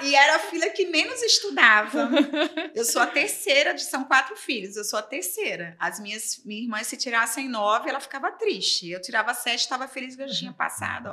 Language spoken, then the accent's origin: Portuguese; Aracaju, Sergipe, Brazil; moved away as an adult; now in Rio de Janeiro, Brazil; eu sou de Aracaju, Sergipe